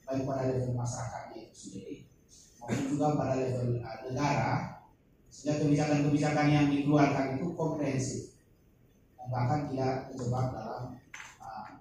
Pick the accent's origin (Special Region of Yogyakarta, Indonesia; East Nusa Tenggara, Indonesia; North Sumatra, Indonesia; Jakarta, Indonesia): East Nusa Tenggara, Indonesia; Komodo; saya dari Komodo Pak